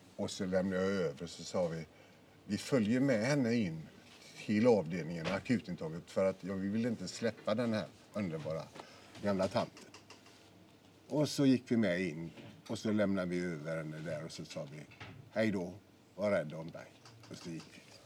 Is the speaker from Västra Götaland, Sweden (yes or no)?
yes; Gothenburg, Västra Götaland, Sweden; ute i Vitkärr där jag är född och växte upp